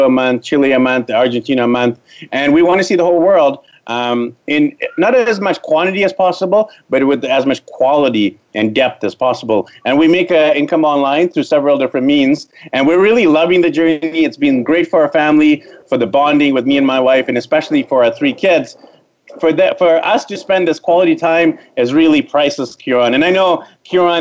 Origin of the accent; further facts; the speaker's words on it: Vancouver, British Columbia, Canada; moved away as an adult; So I'm from Vancouver, BC, Canada. I was born there, raised there, went to elementary school, high school, university there